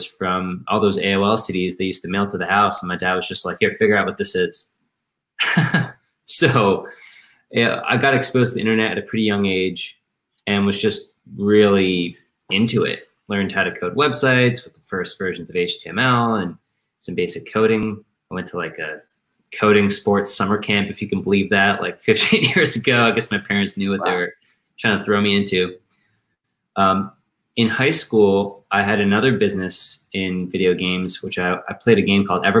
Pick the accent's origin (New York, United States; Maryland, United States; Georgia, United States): Maryland, United States; I'm from Maryland, the suburbs of Maryland